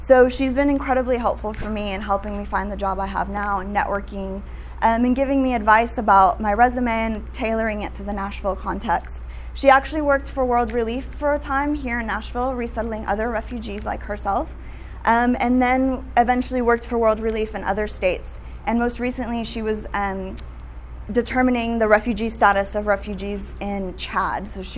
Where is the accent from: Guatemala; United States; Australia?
Guatemala; I grew up in Guatemala. I'm half Guatemalan, half American.